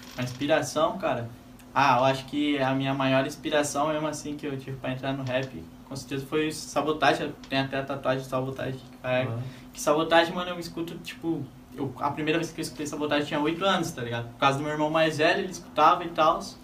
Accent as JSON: {"language": "Portuguese", "town": "Joinville", "region": "Santa Catarina", "country": "Brazil", "tie": "born or raised there", "said": "Sou Joinvilense. Nasci aqui em Joinville mesmo"}